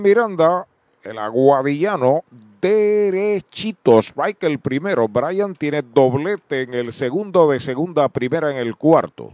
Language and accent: Spanish; Puerto Rico; Quebradillas ah. porque es colindante con mi pueblo